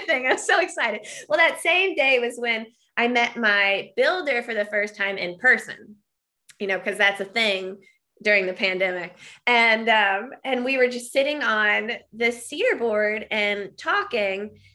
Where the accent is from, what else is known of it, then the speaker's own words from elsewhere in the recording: Midwesterner in Wisconsin, United States; I'm, like, still thinking as a Midwesterner in Wisconsin